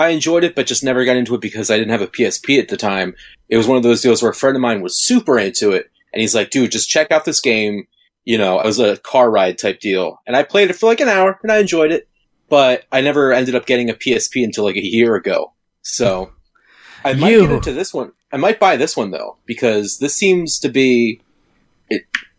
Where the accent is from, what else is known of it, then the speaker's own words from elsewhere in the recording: Maryland, United States; I'm a little bit merry. I am from Maryland, after all.